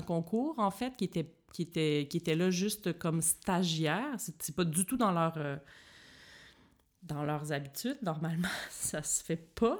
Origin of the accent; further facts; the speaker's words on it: Joliette, Quebec, Canada; accent: Québécoise; first language French; moved away as an adult; also born or lived in Montreal; now in Berlin, Germany; je suis partie à 17 ans de chez moi pour aller étudier à Montréal. Donc, je viens de Joliette, qui est une petite ville euh, dans le nord de Montréal